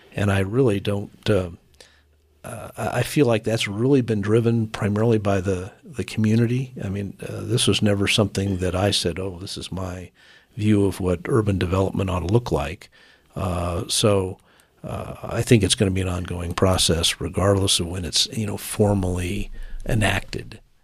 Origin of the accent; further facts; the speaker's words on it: Colorado Springs, Colorado, United States; this is my hometown. I've lived here all my life.